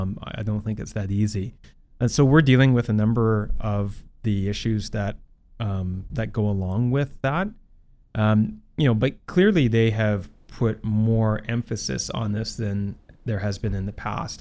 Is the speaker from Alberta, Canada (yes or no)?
no; Port Coquitlam, British Columbia, Canada; being the mayor of Port Coquitlam. Uh, it's my hometown. It's the city I've lived in my entire life.